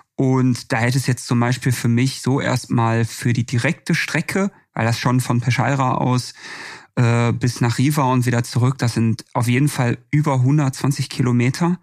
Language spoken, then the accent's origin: German; Bochum, North Rhine-Westphalia, Germany; now in Stuttgart, Germany; meine Heimat Bochum